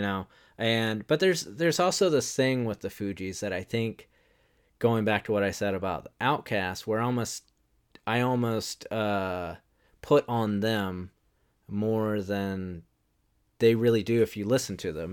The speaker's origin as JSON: {"language": "English", "region": "the South", "country": "United States", "said": "we're from the South"}